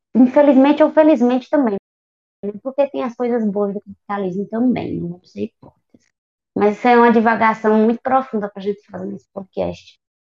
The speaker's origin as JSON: {"language": "Portuguese", "region": "Northeast Region", "country": "Brazil", "said": "mesmo sendo nordestina"}